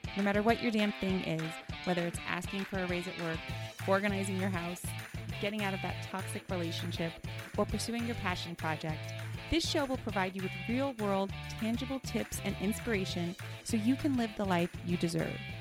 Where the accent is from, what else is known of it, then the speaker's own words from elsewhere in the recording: East Coast, United States; now in Los Angeles, United States; I grew up on the East Coast